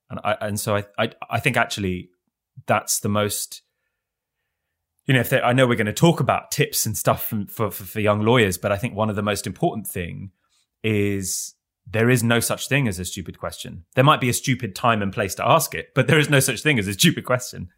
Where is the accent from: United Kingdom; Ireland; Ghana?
United Kingdom; London; Even though I, I grew up in London, one of the richest cities on the planet